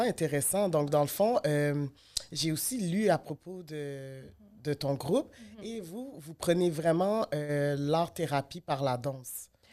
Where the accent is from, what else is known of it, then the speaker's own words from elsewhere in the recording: Quebec, Canada; moi je suis née au Québec